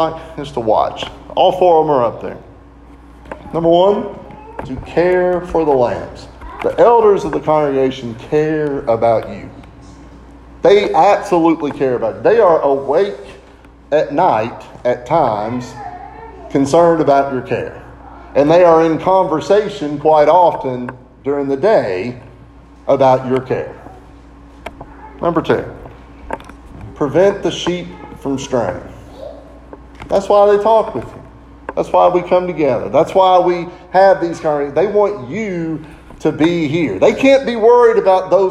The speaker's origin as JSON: {"language": "English", "town": "Lancaster", "region": "Kentucky", "country": "United States", "tie": "born or raised there", "said": "When I grew up, we grew up in the Maple Avenue Church of Christ in Lancaster"}